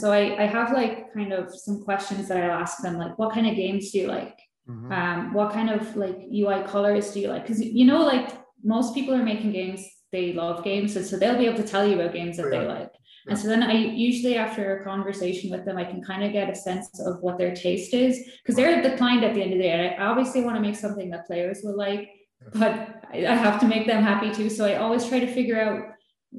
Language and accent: English; Ireland; born or raised there; moved away as an adult; now in Malta